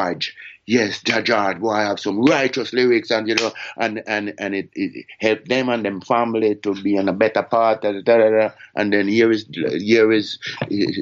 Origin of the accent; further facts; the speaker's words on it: Jamaica; me as Jamaican